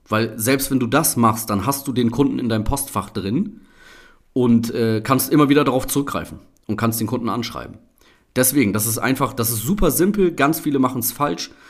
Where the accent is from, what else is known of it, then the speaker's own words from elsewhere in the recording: Oldenburg, Lower Saxony, Germany; ich habe mehrere Plakate in äh, Oldenburg, meiner Heimatstadt hier, gesehen